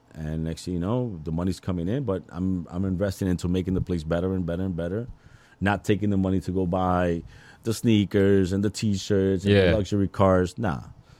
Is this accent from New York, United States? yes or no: yes; Queens, New York, United States; I'm from Queens. I actually got to Elizabeth because of a girl.